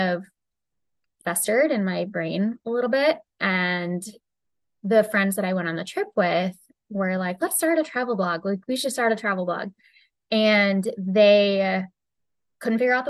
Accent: United States; me being from the US, I say I'm from the US

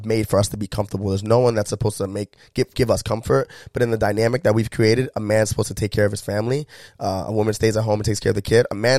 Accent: United States; how privileged I was growing up in America.

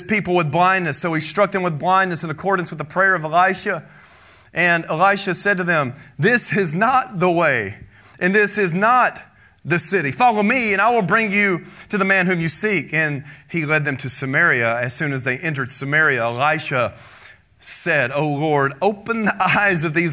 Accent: United States; we're an American. It's nice and it's safe here

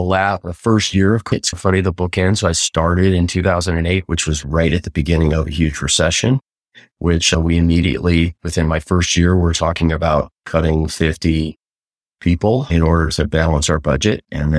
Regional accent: Manhattan Beach, California, United States; I grew up in Manhattan Beach

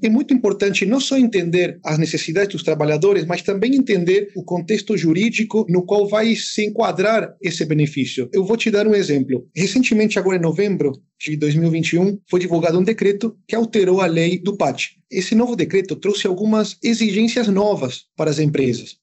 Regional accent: San Salvador de Jujuy, Jujuy, Argentina; moved away; eu consegui trabalhar de Jujuy, né, na minha cidade, só durante as férias, né, foram 40 dias, eu consegui voltar para minha terra depois de dois anos

